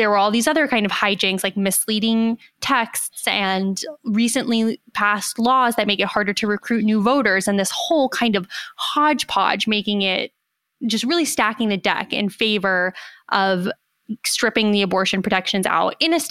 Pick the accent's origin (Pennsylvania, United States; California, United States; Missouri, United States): Pennsylvania, United States; Philadelphia; I'm from Philadelphia